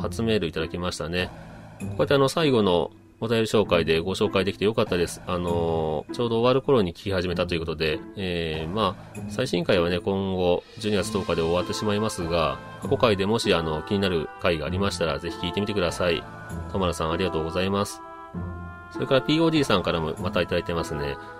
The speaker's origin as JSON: {"language": "Japanese", "region": "Kagawa", "country": "Japan", "tie": "born or raised there", "said": "香川県出身ということで"}